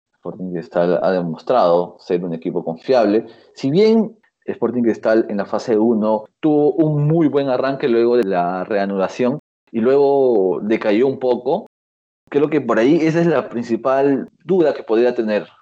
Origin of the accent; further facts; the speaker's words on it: Lima, Peru; yo soy de Mirones